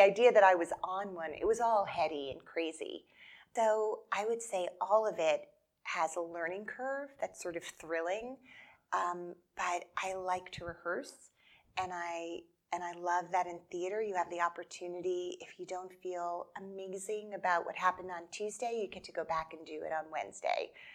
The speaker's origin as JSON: {"language": "English", "region": "New Jersey", "country": "United States", "tie": "born or raised there", "said": "I grew up in New Jersey"}